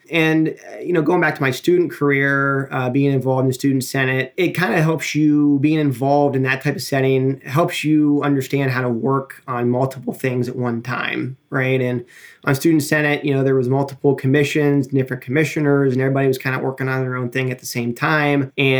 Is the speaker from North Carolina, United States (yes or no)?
no; New Philadelphia, Ohio, United States; also born or lived in Athens, Ohio / Cleveland, Ohio; I grew up in New Philadelphia, Ohio, which is about an hour and a half south of Cleveland.